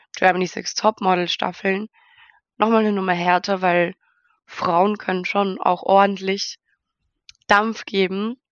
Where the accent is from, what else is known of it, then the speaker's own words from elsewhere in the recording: Austria; Ich komme, wie schon erwähnt, aus Österreich in der Nähe von Wien